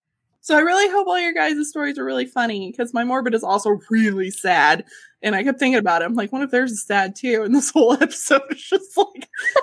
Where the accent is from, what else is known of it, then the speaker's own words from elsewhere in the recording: South Texas, United States; I'm from South Texas.